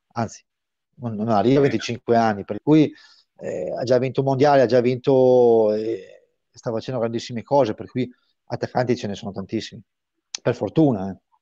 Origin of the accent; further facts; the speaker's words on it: Brescia, Lombardy, Italy; io sono bresciano, mi sento tra parentesi bresciano